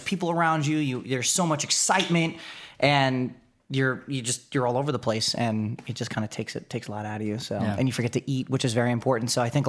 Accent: East Coast, United States; Never been to Disneyland. Been to Disney World. I'm from the East Coast, man.

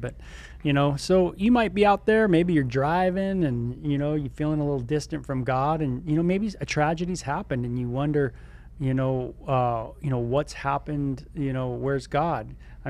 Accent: California, United States; And I just say … I'm from SoCal.

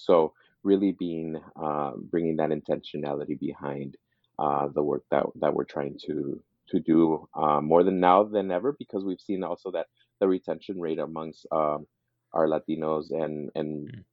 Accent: East Los Angeles, California, United States; also born or lived in Montebello; I grew up in East Los Angeles

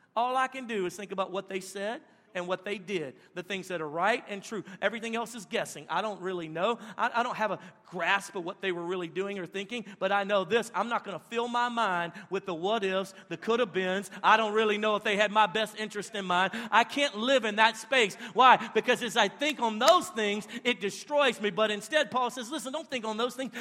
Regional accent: Louisiana, United States; where we're at in Louisiana, everybody's poop from upstream comes down to my spot right there

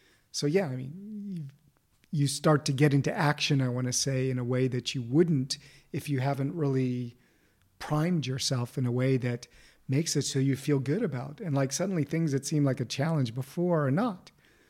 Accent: Beverly Hills, California, United States; In Beverly Hills.

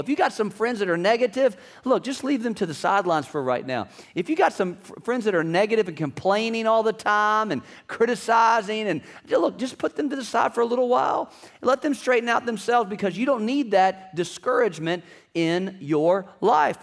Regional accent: Virginia, United States; I'm from Virginia.

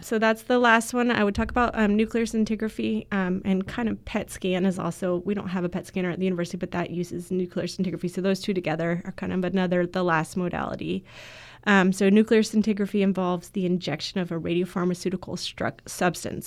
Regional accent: Florida, United States; I grew up in Florida

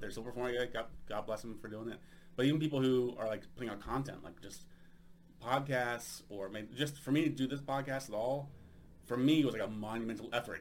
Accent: United States; now in Sweden; I am an American living in Sweden since 2006

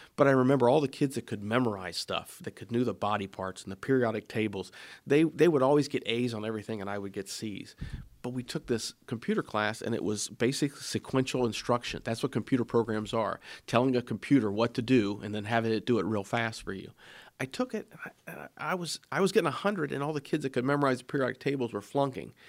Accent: Springfield, Ohio, United States; I come from Springfield area, born and raised there

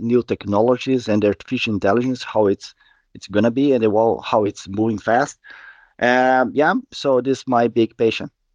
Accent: Curitiba, Paraná, Brazil; moved away as an adult; now in Gothenburg, Sweden; I'm originally from Brazil, Curitiba, and I live in Gothenburg in Sweden for around six years

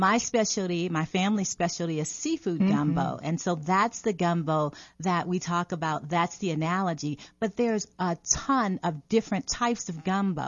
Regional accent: New Orleans, Louisiana, United States; I'm from New Orleans

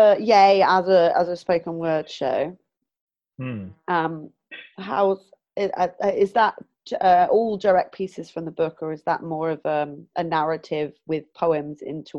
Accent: Southampton, South East England, United Kingdom; now in Bristol, United Kingdom; I'm originally from Southampton, and that's like a forest around there, and like little kooky places in the forest.

